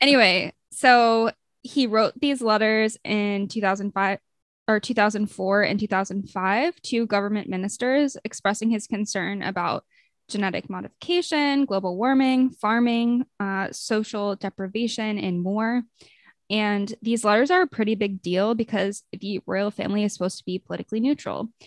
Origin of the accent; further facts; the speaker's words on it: United States; as an American